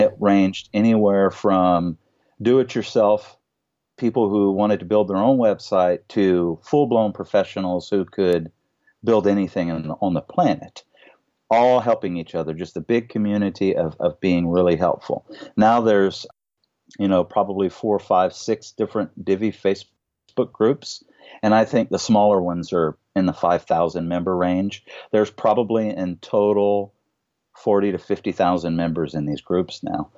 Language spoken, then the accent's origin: English; Louisiana, United States; We're from Louisiana